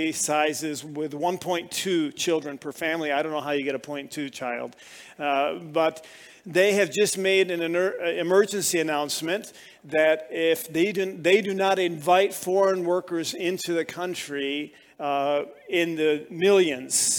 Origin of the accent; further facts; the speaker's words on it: New York, United States; moved away as an adult; now in Japan; we're from New York